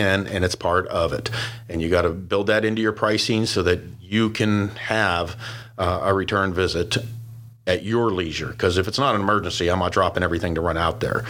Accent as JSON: {"language": "English", "town": "Pittsburgh", "region": "Pennsylvania", "country": "United States", "tie": "born or raised there", "moved": "yes", "said": "I was born and raised in Pittsburgh"}